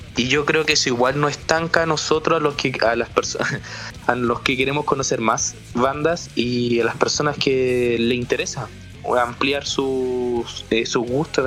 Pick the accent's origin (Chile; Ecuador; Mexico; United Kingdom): Chile; yo soy el único, por decirlo así como chileno